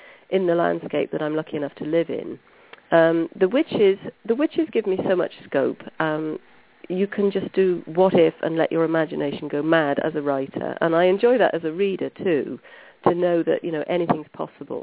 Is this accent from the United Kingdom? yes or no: yes; Brecon Beacons, Wales, United Kingdom; I grew up here. I grew up in the Brecon Beacons, which is a national park in Wales